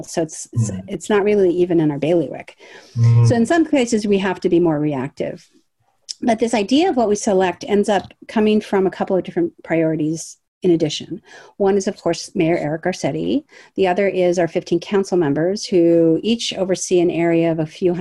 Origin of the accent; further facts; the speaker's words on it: Los Angeles, California, United States; also born or lived in Washington, D.C.; I'm a third generation Angeleno. I always lived in the city